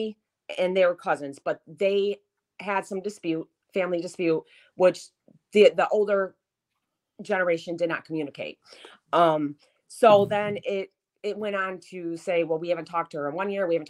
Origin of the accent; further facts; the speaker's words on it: near Detroit, Michigan, United States; my hometown where I grew up